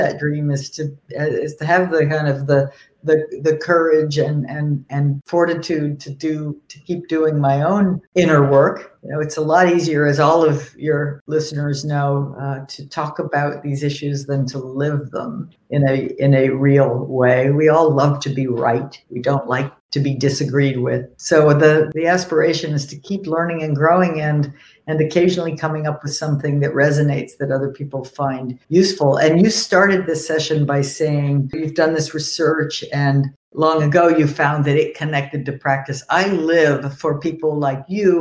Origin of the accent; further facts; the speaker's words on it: New York, United States; now in Cambridge, United States; I grew up in New York and we had one of those doors too